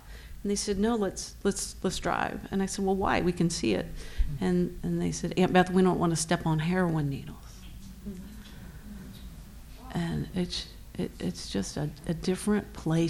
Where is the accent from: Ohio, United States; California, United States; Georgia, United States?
Ohio, United States; moved away; I was in my hometown in Ohio not long ago